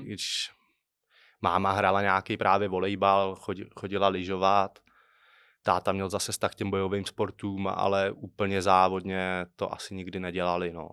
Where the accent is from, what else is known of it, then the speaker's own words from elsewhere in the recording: Trutnov, Hradec Králové Region, Czechia; jsem z Krkonoš, Strutnová